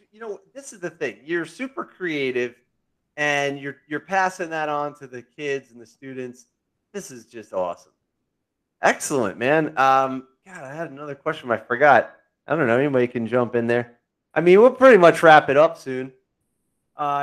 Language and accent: English; New Jersey, United States; We're from Jersey